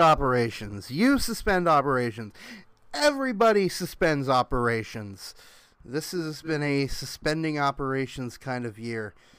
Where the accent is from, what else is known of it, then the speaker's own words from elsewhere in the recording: Tulsa, Oklahoma, United States; moved away; also born or lived in Orlando; my hometown, Tulsa Oilers